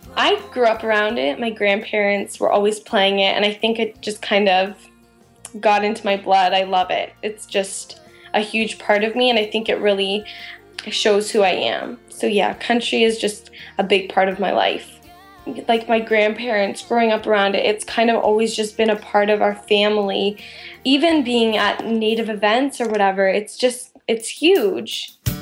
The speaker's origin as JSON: {"language": "English", "town": "London", "region": "Ontario", "country": "Canada", "said": "I'm from London, Ontario"}